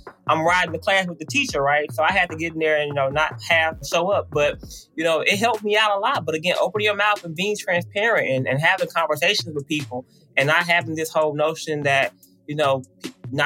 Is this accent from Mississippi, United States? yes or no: yes; Mississippi, United States; moved away as an adult; also born or lived in Michigan; I was from Mississippi